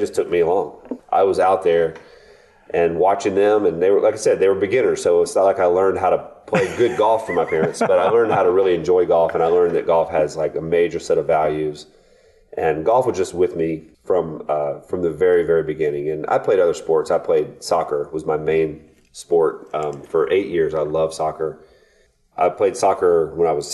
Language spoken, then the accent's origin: English; Florence, Alabama, United States; moved away; my hometown of Florence, Alabama